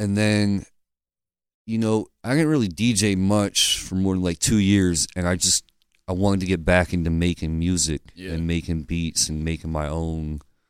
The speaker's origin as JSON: {"language": "English", "town": "Lancaster", "region": "Pennsylvania", "country": "United States", "tie": "born or raised there", "said": "I was born here"}